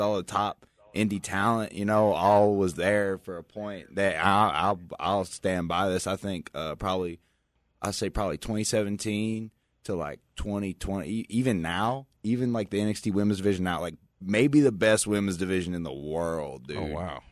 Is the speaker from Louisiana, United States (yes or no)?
yes; Morgan City, Louisiana, United States; moved away as an adult; now in Las Vegas, United States; I live here now. Um, I'm originally from Morgan City, Louisiana